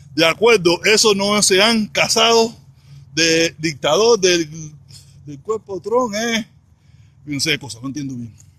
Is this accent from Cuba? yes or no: yes; Cuba; now in Miami, United States; Soy protestón cubano